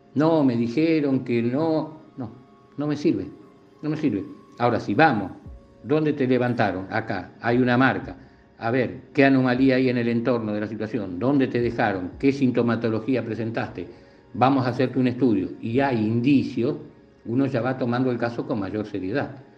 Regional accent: La Plata, Buenos Aires Province, Argentina; como soy de La Plata tengo todo a mano

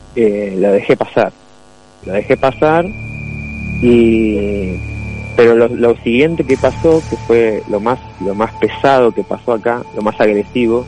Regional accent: Burzaco, Buenos Aires Province, Argentina; also born or lived in Glew; Yo soy de Bursaco, acá de Gran Buenos Aires.

